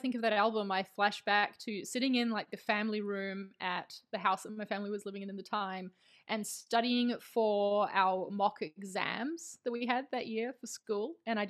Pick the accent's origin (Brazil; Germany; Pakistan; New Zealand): New Zealand; also born or lived in London, United Kingdom; now in Spain; I live in Spain. I'm from New Zealand, so that's the accent you're hearing. But I lived for about 4.5 years in the UK, in London. So the accent's kind of a mix now.